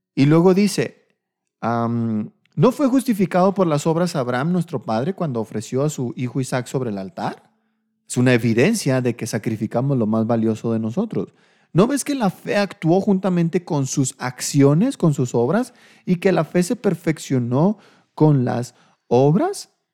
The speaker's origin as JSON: {"language": "Spanish", "town": "Delicias", "region": "Chihuahua", "country": "Mexico", "moved": "yes", "said": "allá en Delicias, mi tierra, mi tierra caliente"}